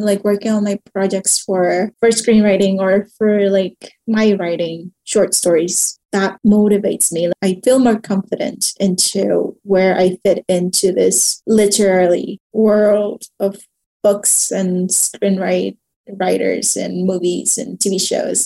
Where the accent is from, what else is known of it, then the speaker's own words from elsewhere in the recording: Mexico; moved away as an adult; also born or lived in Canada; when i moved back to Mexico from Canada